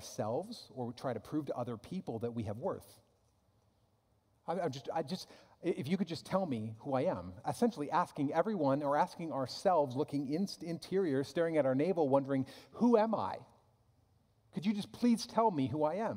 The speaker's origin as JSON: {"language": "English", "country": "United States", "said": "I'm an American"}